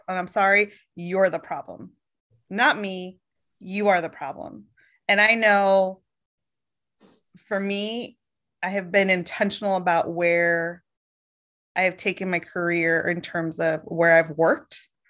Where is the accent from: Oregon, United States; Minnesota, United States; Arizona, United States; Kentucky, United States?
Oregon, United States; moved away; also born or lived in Boston / Virginia; born in Boston, grew up in Oregon